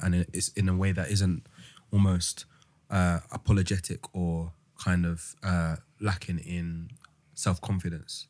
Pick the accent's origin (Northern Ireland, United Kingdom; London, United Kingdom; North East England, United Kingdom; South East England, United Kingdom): London, United Kingdom; I'm more likely to say I'm from London than I am to say that I'm from the U K